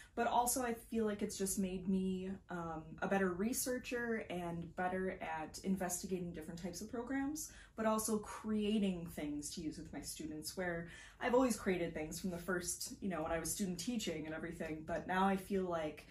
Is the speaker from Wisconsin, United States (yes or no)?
yes; Neenah, Wisconsin, United States; I grew up in Neenah, Wisconsin, my hometown. I get to teach there now.